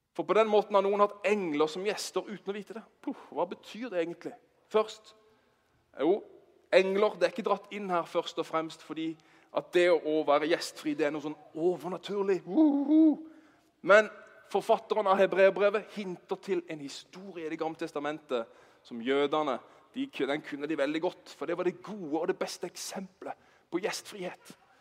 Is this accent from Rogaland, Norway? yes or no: no; Bergen, Vestland, Norway; Vi er fra Bergen